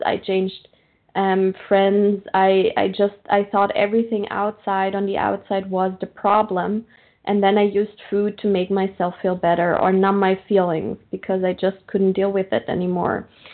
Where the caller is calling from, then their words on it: Austria; I'm calling from Austria, Central European time.